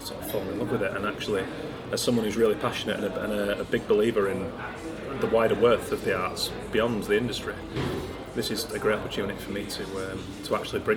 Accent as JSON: {"language": "English", "town": "Keighley", "region": "Yorkshire and the Humber", "country": "United Kingdom", "tie": "born or raised there", "said": "I grew up in Keighley just outside Bradford and Leeds originally."}